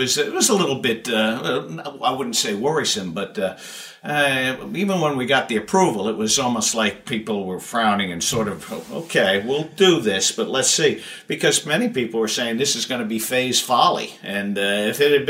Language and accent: English; the New York area, United States; I grew up in the New York area